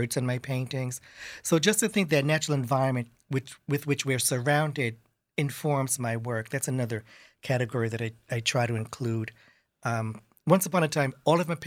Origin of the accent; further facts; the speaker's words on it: New York City, New York, United States; moved away as an adult; also born or lived in Brooklyn; now in Sag Harbor, United States; I grew up in St. Albans, Queens